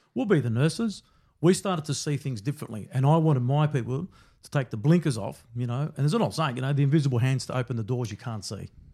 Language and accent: English; Melbourne, Victoria, Australia; growing up in Brunswick back then